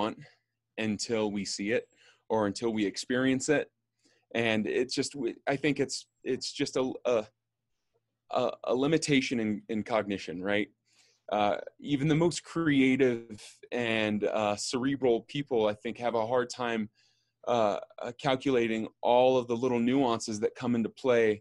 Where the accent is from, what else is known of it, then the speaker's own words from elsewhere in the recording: Austin, Texas, United States; moved away as an adult; also born or lived in Bay Area; now in New York, United States; I grew up in Austin, Texas, leaving Austin, going to school in the Bay Area, and then back to Austin after school, and then I moved to New York.